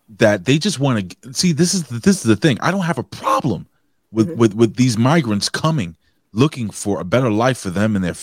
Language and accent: English; New York City, New York, United States; I'm a New Yorker. You know, I'm born and raised almost 47 years here in this city